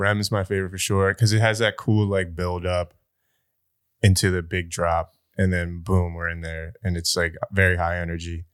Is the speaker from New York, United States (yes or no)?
no; New Jersey, United States; I'm South Jersey